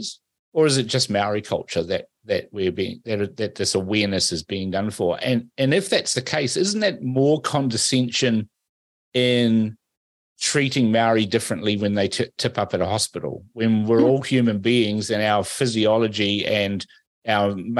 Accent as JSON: {"language": "English", "country": "Fiji", "tie": "born or raised there", "moved": "yes", "lives_now": "New Zealand", "said": "I was born in Fiji. I'm a Fijian"}